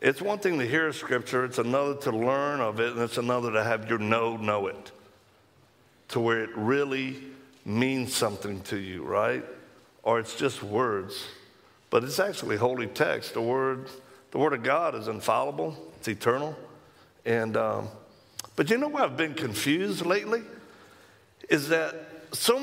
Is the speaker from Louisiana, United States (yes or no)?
yes; Louisiana, United States; accent: Cajun; moved away; I hail from Louisiana originally